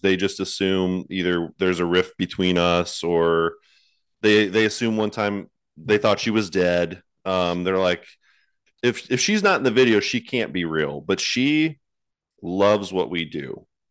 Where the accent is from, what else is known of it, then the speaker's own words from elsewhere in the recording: Cleveland, Ohio, United States; moved away as an adult; also born or lived in Texas; So I grew up in Cleveland, Ohio, up north